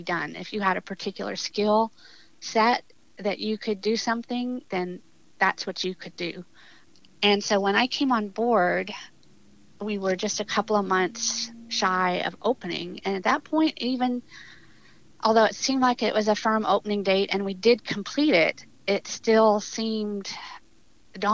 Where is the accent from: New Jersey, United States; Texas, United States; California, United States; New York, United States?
Texas, United States; South; I'm from South Texas